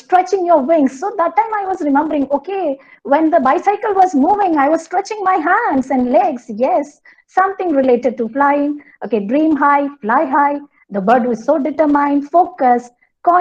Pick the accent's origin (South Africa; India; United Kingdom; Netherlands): India; Kerala; English is a second language; I'm from Kerala, so it was a coastal region for our place